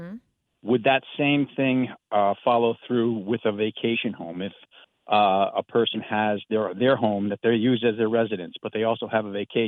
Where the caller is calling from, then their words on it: Rehoboth, Delaware, United States; I'm calling from Rehoboth, Delaware. It's beautiful down here.